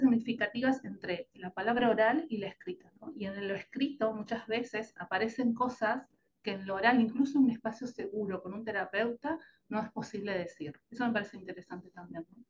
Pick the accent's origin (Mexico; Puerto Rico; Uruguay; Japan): Uruguay; moved away as an adult; now in Argentina; soy uruguaya, pero vivo en Argentina ya hace la mitad de mi vida, siempre bromeo con esto de que soy como un café con leche, mitad y mitad, la mitad de mi vida viví en Uruguay y la otra mitad en Argentina